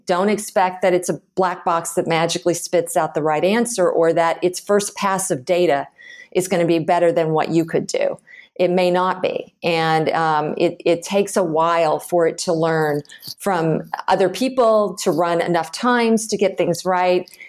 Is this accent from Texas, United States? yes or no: yes; Houston, Texas, United States; moved away as an adult; also born or lived in San Francisco / Chicago / Boston / Austin; I grew up in Houston, Texas